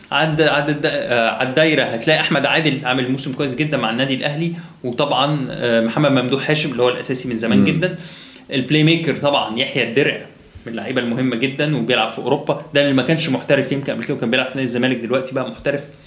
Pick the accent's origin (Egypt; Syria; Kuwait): Egypt; عندنا في مصر